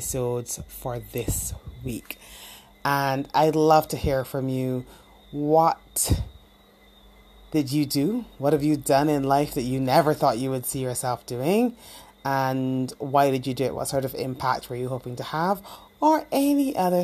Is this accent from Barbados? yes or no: yes; Barbados; moved away as an adult; growing up in the Caribbean and growing up specifically in Barbados